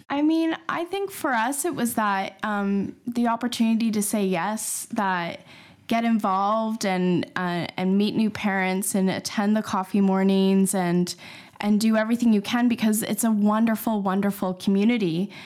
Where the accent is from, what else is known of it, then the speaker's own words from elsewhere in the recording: Canada; moved away as an adult; now in London, United Kingdom; I'm a Canadian, and we moved over, uh, seven years ago to London